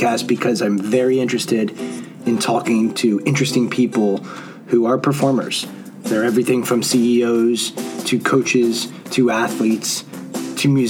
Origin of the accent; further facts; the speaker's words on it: Montgomery County, Maryland, United States; we grew up in Montgomery County, Maryland.